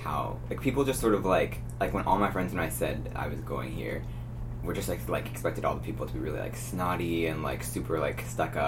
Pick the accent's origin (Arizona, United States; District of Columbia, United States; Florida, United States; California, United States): California, United States; Bay Area; also born or lived in Westchester, New York; I grew up in New York till I was 9. And then my mom and dad got a new job and moved to the Bay Area. So, like, I'm from the Bay Area